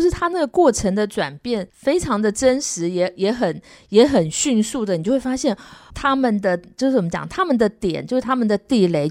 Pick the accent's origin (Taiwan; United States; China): United States; New York; 我从小在纽约